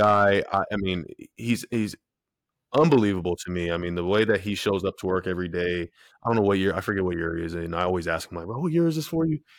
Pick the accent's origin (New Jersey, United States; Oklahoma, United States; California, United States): California, United States; San Diego; I'm from San Diego